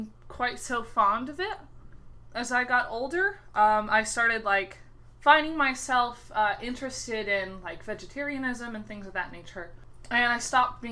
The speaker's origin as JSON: {"language": "English", "country": "Canada", "said": "I am from Canada"}